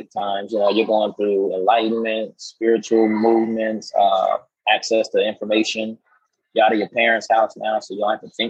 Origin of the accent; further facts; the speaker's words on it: Florida, United States; now in Atlanta, United States; I'm from Florida. And uh, I always like to tell people my soul's in Seattle, my home is in Houston, but I reside in Atlanta.